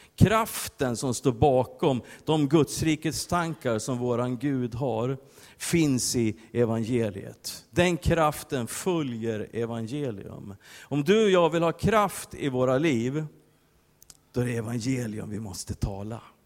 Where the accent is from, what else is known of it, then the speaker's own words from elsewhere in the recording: Västerås, Västmanland, Sweden; jag kommer från Västerås